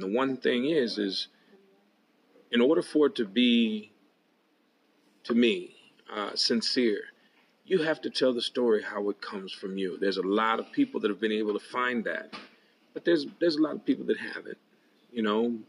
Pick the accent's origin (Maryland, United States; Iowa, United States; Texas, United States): Iowa, United States; Waterloo; my hometown of Waterloo, Iowa